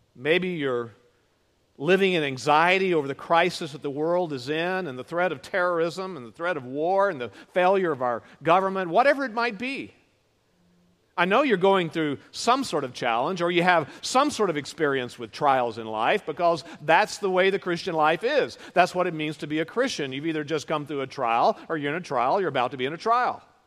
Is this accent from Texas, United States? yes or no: yes; Houston, Texas, United States; moved away as an adult; also born or lived in California / North Carolina; raised in downtown Houston